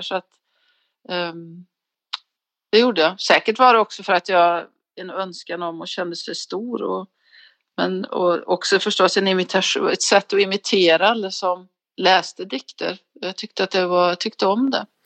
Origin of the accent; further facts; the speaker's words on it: neighbouring area of Alsterdalen, Värmland, Sweden; så växte jag upp i, alltså, våra grannar till, eh, Alsterdalen, Gustav Frödings, ehm, barndomsbygd